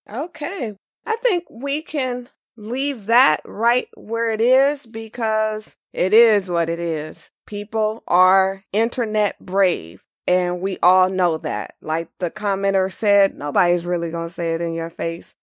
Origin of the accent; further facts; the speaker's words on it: Los Angeles, California, United States; I'm born and raised in Los Angeles